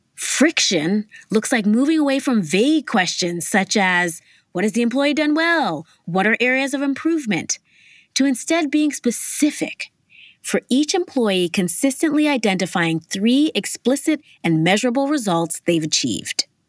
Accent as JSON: {"language": "English", "town": "New York City", "region": "New York", "country": "United States", "tie": "born or raised there", "said": "Growing up in Harlem in the eighties and nineties, which was predominantly Black and Latino"}